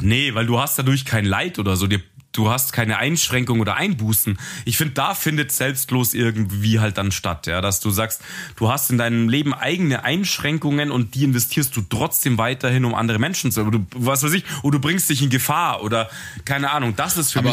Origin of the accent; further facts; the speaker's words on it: Munich, Bavaria, Germany; wir sind ja ähm, Münchner